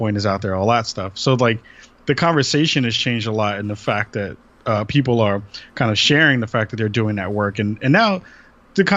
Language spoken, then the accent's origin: English; New York City, New York, United States; moved away as an adult; now in Portland, United States; I'm from the Bronx originally, and then moved out to Portland, Oregon 4 years ago